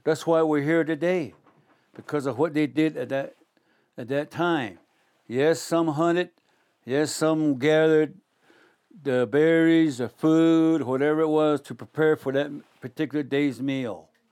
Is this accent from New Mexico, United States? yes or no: yes; Shiprock, New Mexico, United States; I'm from Shiprock, New Mexico, in the northwest Four Corners area, in northwestern part of the state